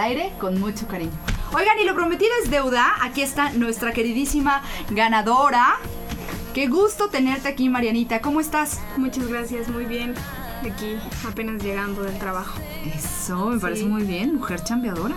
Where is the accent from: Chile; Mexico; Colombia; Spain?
Mexico; somos los mismos mexicanos quienes no lo valoramos